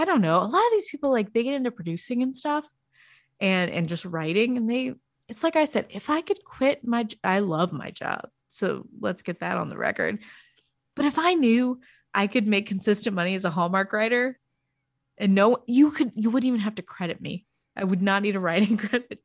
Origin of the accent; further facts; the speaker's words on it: Arkansas, United States; I'm from Arkansas